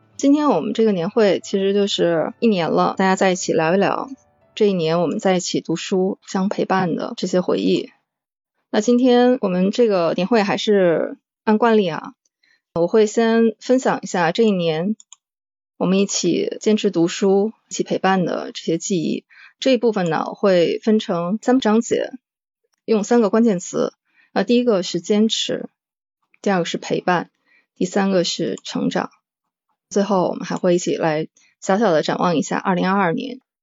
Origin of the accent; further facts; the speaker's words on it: Northeast China, China; 我是来自东北的猫